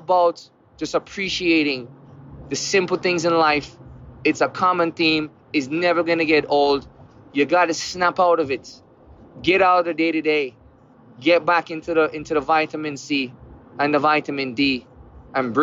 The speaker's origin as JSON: {"language": "English", "country": "Jamaica", "tie": "born or raised there", "moved": "yes", "lives_now": "United States", "said": "Growing up in Jamaica, where there's a lot of poverty"}